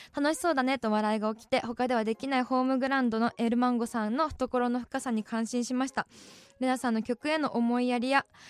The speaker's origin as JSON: {"language": "Japanese", "town": "Sapporo", "region": "Hokkaido", "country": "Japan", "tie": "born or raised there", "said": "私、札幌市北区多幸区出身"}